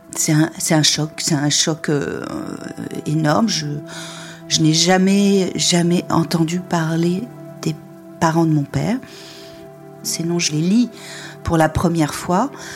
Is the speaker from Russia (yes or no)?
no; Perpignan, Occitania, France; moved away; je, suis allée à Perpignan, c'est là où j'ai grandi